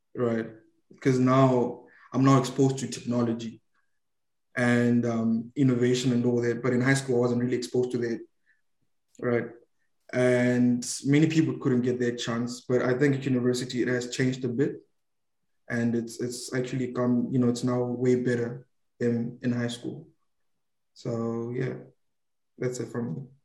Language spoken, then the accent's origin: English; Zimbabwe; now in Malaysia; I'm from Zimbabwe, Africa.